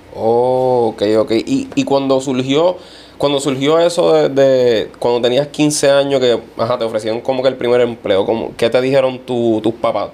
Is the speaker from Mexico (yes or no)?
no; Vega Alta, Puerto Rico; es de mi pueblo, Vega Alta